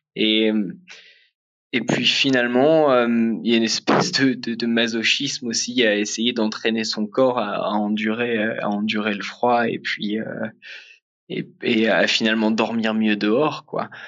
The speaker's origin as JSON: {"language": "French", "area": "Picardy", "region": "Hauts-de-France", "country": "France", "tie": "born or raised there", "moved": "as an adult", "said": "j'ai grandi en Picardie"}